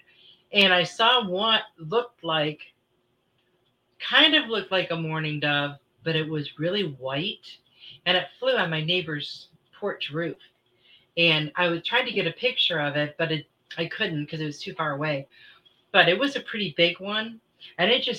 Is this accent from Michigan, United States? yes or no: yes; Michigan, United States; moved away; I grew up in Michigan